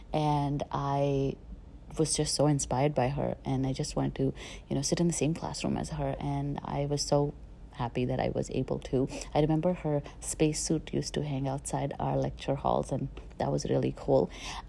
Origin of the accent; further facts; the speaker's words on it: India; also born or lived in Chandigarh / Delhi / Jaipur / Pune; I was born and brought up in India. I moved a lot in India. I was born in Chandigarh, then I lived in Delhi, I lived in Jaipur, I lived in Pune, I lived in Bhopal